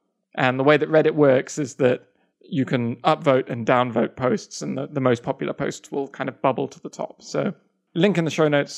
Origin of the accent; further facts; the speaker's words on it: Russia; English is a second language; I'm from Russia. That's one of them. Russia.